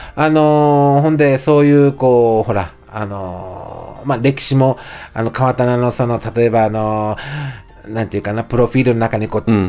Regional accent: Higashisonogi District, Nagasaki, Japan; 僕は、あの、長崎、あの、その、ね、あの、川田な、まあ、あの、東園木郡って言うんやけど

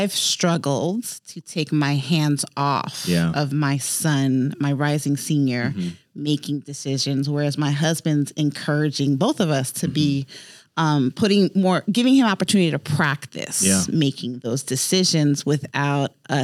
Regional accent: New York City, New York, United States; moved away; I'm from New York City.

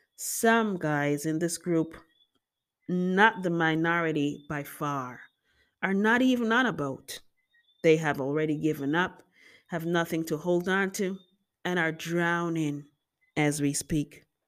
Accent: Jamaica; I just love being Jamaican. I embrace my culture 'cause we're so dramatic.

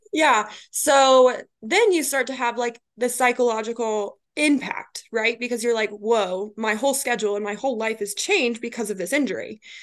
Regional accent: Colorado, United States; moved away as an adult; also born or lived in Kansas; now in Atlanta, United States; I'm originally from Colorado

